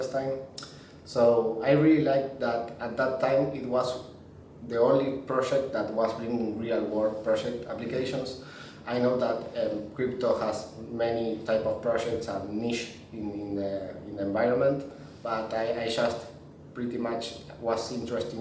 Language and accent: English; Argentina; I was born in Argentina